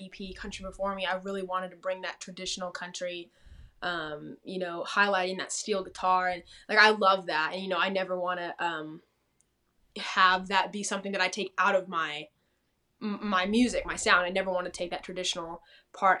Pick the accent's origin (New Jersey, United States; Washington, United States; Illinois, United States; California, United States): California, United States; Temecula; moved away as an adult; also born or lived in Nashville, Tennessee; now in Texas, United States; I grew up in like Temecula. California.